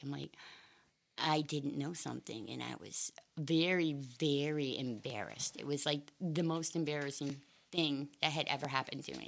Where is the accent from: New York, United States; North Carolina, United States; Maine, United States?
Maine, United States; also born or lived in Boston, Massachusetts; I'm from a little teeny tiny town in Maine. I was born in uh, just outside Boston, Massachusetts in 1963. But when I was three years old, um, we moved to the middle of nowhere, the middle of the woods